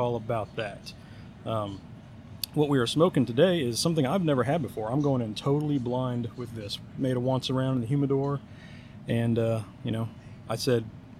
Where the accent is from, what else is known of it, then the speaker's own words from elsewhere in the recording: Kansas City, Missouri, United States; now in Little Rock, United States; I am in my hometown of Kansas City